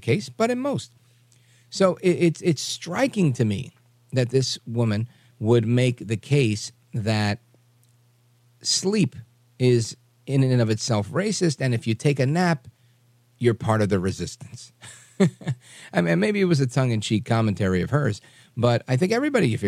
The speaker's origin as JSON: {"language": "English", "town": "New York City", "region": "New York", "country": "United States", "tie": "born or raised there", "also_born_or_lived": "Hudson County, New Jersey", "moved": "yes", "said": "I grew up in Brooklyn, New York"}